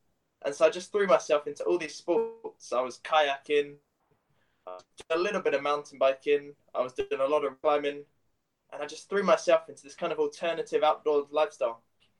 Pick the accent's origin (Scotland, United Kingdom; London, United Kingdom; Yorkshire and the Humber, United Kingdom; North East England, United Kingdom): London, United Kingdom; moved away as an adult; also born or lived in Aberystwyth, Wales; So I'm from London.